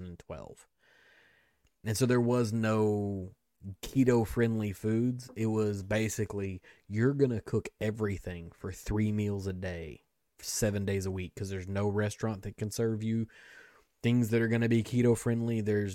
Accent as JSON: {"language": "English", "region": "Kentucky", "country": "United States", "said": "I'm from Kentucky."}